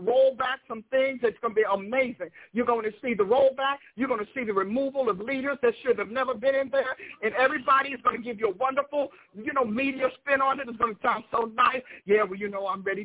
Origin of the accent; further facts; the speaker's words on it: United States; I am an American, blood-born, off the dirt and the ground